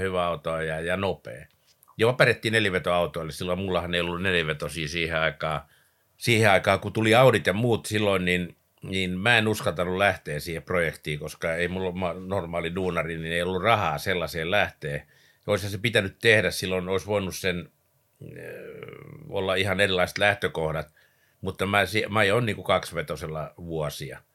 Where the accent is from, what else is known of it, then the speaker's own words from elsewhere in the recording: Vantaa, Uusimaa, Finland; also born or lived in Lapinjärvi / Porlammi; sitten tultiin tänne Vantaalle ja tuossa Siltamäessä oikeastaan alkoi niin kuin mun ura täällä pääkaupunkiseudulla